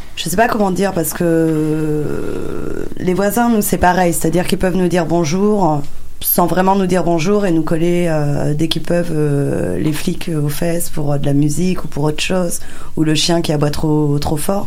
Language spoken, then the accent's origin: French; France; first language French; je suis euh, clairement française, je suis née en France, je parle que le français quasiment comme langue